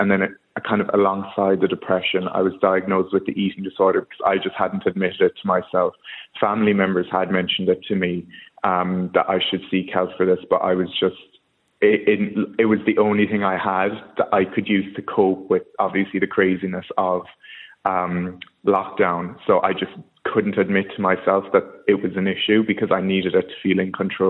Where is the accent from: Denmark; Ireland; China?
Ireland; Kerry, Munster; moved away as an adult; now in London, United Kingdom; I'm from Kerry. I've been living in London for about 5 years.